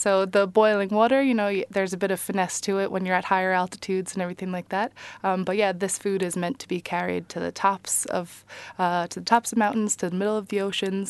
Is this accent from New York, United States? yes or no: yes; New York, United States; now in Ireland; New York.